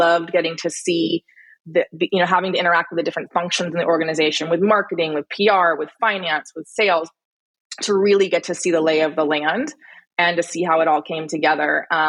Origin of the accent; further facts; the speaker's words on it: Italy; born there; also born or lived in Texas, United States / Michigan, United States / Alaska, United States; I was born in Italy. I lived a lot of places. Before turning 18, I lived in Italy, Texas, Michigan, and Alaska, mostly because of my parents' work.